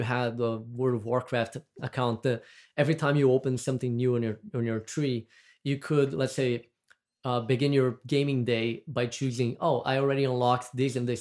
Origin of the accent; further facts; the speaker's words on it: Brazil; accent: Brazilian; moved away; I'm from Brazil. That's what my accent is. Is from.